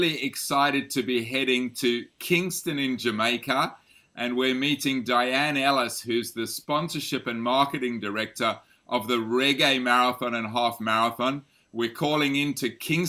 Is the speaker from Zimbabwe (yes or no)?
yes; Zimbabwe; I grew up in Zimbabwe and cricket was a big sport there